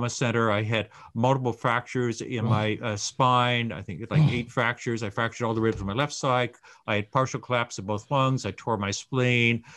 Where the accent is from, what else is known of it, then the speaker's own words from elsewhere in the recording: South Carolina, United States; I'm from South Carolina.